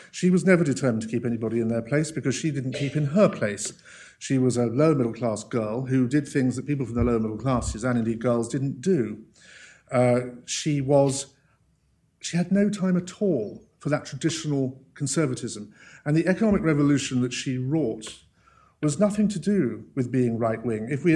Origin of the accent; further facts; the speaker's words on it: United Kingdom; I grew up in Harold Wilson's Britain